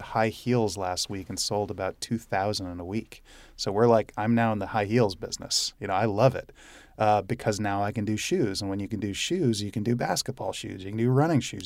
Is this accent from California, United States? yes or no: yes; Southern California, United States; now in San Francisco, United States; I grew up in Southern California